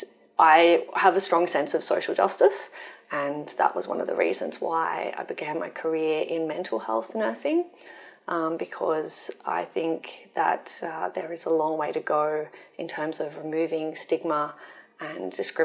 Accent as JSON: {"language": "English", "town": "Wollongong", "region": "New South Wales", "country": "Australia", "moved": "as an adult", "lives_now": "Sydney, Australia", "said": "I'm from Wollongong originally, and I love Wollongong, and I moved to Sydney so that I could continue working here"}